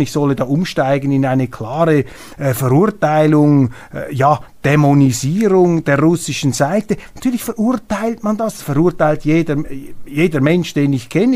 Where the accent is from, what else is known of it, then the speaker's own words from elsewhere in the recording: Switzerland; als Schweizer